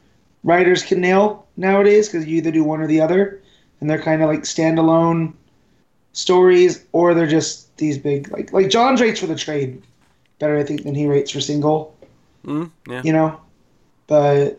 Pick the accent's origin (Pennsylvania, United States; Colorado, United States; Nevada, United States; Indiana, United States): Nevada, United States; Las Vegas; my hometown